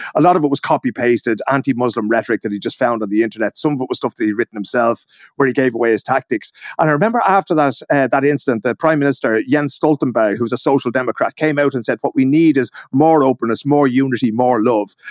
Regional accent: Ireland; now in Stockholm, Sweden; me as an Irish man in Sweden

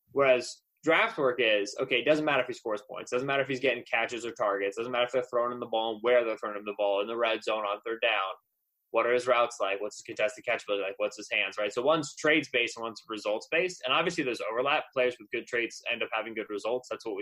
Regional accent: Eastern Pennsylvania, United States; moved away as an adult; now in Michigan, United States; So I grew up in Eastern Pennsylvania

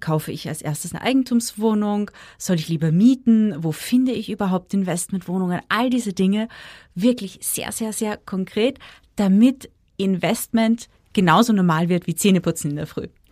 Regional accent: Austria; bei uns in Österreich

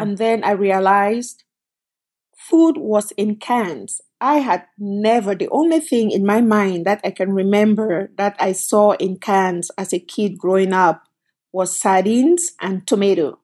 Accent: Cameroon; moved away as an adult; also born or lived in Canada; now in United States; I came from Cameroon, but I actually came from Canada. So I left Cameroon, went to college in Canada, and then left and came to the United States.

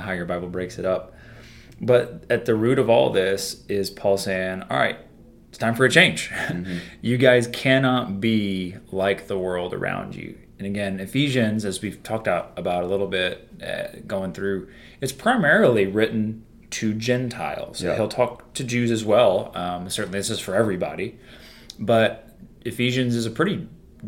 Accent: United States; we're American Christians

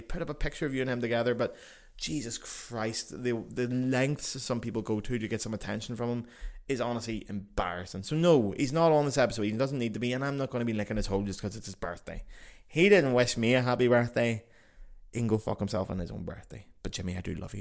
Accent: Ireland; as Irish people

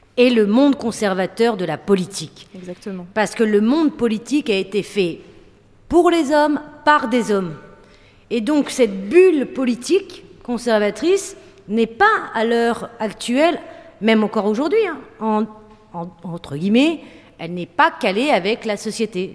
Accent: Roubaix, Hauts-de-France, France; also born or lived in Tourcoing; moi, avec mes copains, on vient de Roubaix, Tourcoing, donc de classe populaire

